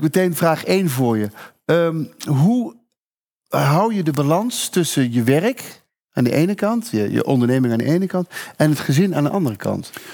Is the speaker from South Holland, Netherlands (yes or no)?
no; Veghel, North Brabant, Netherlands; ik kom uit Vegel